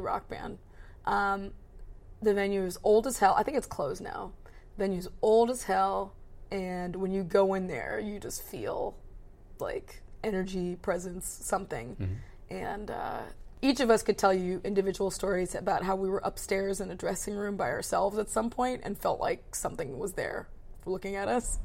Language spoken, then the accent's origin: English; between Baltimore and DC, Maryland, United States; I grew up in Maryland between like Baltimore and DC